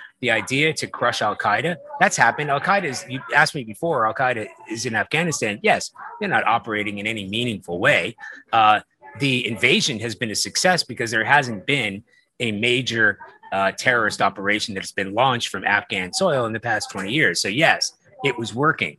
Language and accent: English; East Coast, United States; I'm a Sicilian and, you know, I come from the East Coast